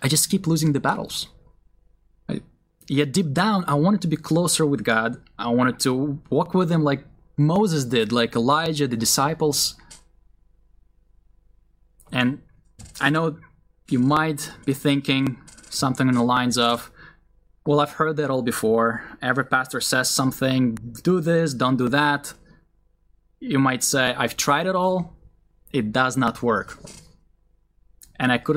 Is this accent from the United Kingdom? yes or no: no; Israel; I grew up in a Russian Jewish family. My parents believed in Jesus when I was still a young boy. So even though we were raised in Israel